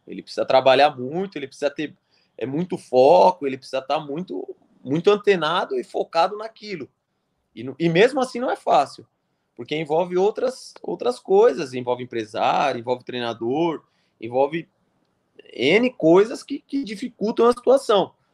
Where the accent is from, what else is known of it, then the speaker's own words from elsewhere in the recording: Brazil; also born or lived in Switzerland; a gente é brasileiro